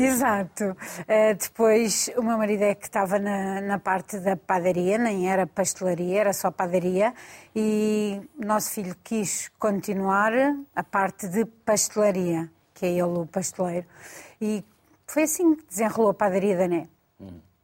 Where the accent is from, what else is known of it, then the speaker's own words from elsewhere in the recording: Mafra, Lisbon, Portugal; sou de Zona Saloé, sou de Mafra, e agora trabalho na Damaia